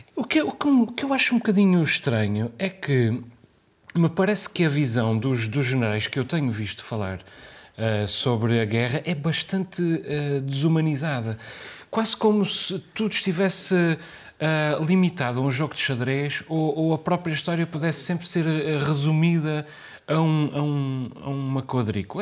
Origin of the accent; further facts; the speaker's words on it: Portugal; para nós portugueses